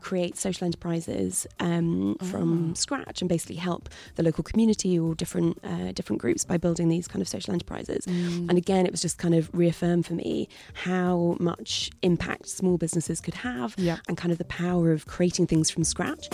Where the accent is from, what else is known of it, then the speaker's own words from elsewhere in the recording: New Forest, South East England, United Kingdom; I grew up in the New Forest, so on the south coast in this amazing national park